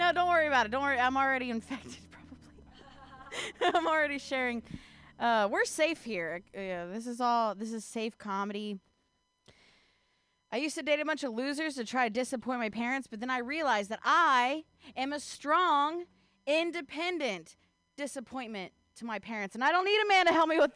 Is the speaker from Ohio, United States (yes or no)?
yes; Ohio, United States; now in California, United States; I'm not from California. I'm actually from the Midwest. I'm actually from Ohio